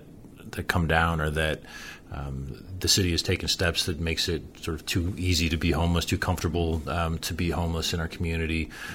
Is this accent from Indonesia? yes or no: no; just outside of Chicago, Illinois, United States; moved away; I grew up just outside of Chicago